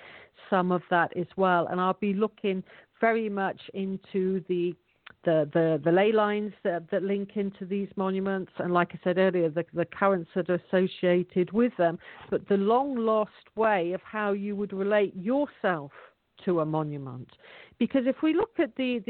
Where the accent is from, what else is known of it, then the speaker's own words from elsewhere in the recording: England, United Kingdom; In my hometown, you can't buy anything with cash at the moment.